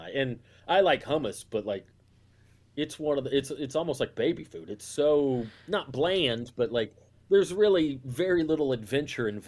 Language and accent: English; the South, United States; I mean, that's growing up in the South. That that's one of the things that was frustrating. Like, I love my family and I love Southern culture